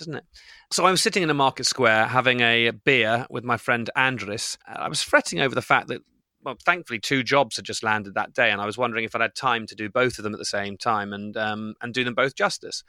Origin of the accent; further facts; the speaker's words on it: Bristol, South West England, United Kingdom; when I grew up in Bristol